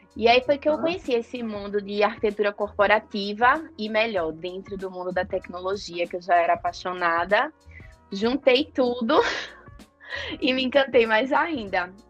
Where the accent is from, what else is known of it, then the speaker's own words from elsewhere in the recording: João Pessoa, Paraíba, Brazil; now in Recife, Brazil; eu sou de João Pessoa, e aí, no meu terceiro ano, minha família toda se mudou para Recife. Então, hoje, atualmente, eu moro em Recife